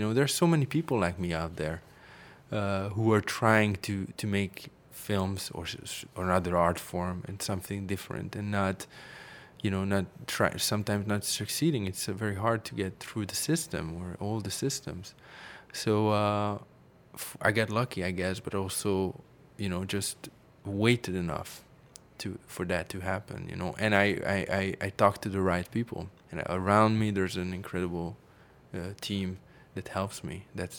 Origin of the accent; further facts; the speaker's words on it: Paris, Île-de-France, France; English is a second language; I grew up in Paris. I have to say that gave me a little bit of another perspective, I guess.